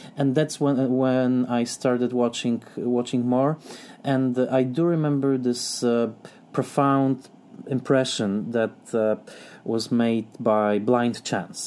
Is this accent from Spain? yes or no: no; southern Poland, Poland; English is a second language; I grew up in the south of Poland